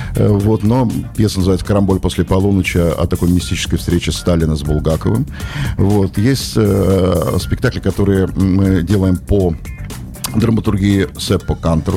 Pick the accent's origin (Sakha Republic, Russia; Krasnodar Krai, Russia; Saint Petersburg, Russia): Saint Petersburg, Russia; moved away as an adult; also born or lived in Karelia; now in Petrozavodsk, Russia; Я же из Петербурга, у меня здесь много друзей